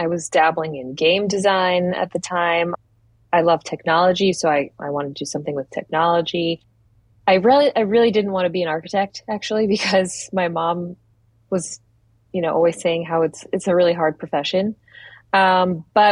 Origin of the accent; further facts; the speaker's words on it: Philadelphia, Pennsylvania, United States; I grew up in Philadelphia. I'm a first-generation American